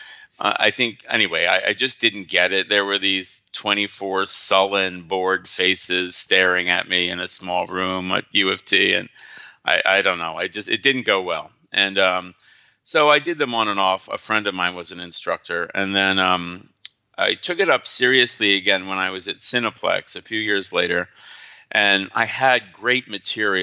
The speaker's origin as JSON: {"language": "English", "region": "New Jersey", "country": "United States", "moved": "yes", "said": "I'm from New Jersey"}